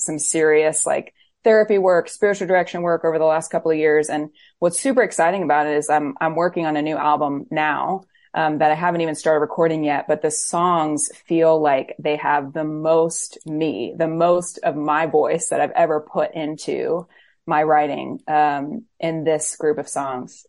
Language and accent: English; Florida, United States; also born or lived in Camden, New Jersey; now in Nashville, United States; I was born in Camden, New Jersey, but grew up in Florida, so I'm a Floridian